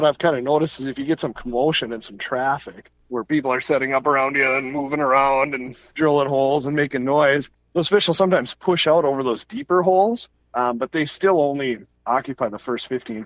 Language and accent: English; Two Harbors, Minnesota, United States; I grew up in Two Harbors